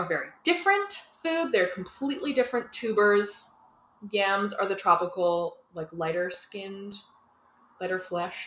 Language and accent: English; Canada; we're Canadian